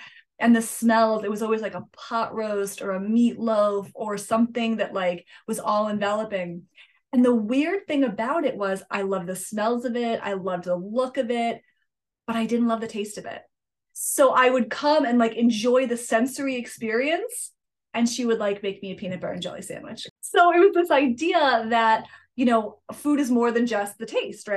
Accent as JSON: {"language": "English", "town": "Litchfield", "region": "Connecticut", "country": "United States", "tie": "born or raised there", "said": "So I grew up in Connecticut, in the Northwest Hills of Connecticut, a little town called Litchfield."}